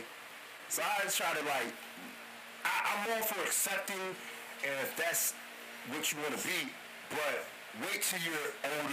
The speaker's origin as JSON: {"language": "English", "country": "United States", "said": "I'm American. I mean, there's this, that has family from Jamaica"}